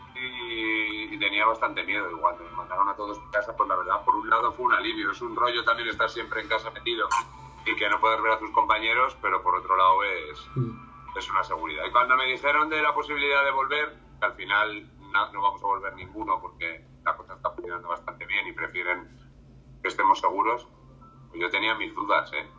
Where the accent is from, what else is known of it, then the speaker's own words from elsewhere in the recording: Salamanca, Castile and León, Spain; Yo soy de Salamanca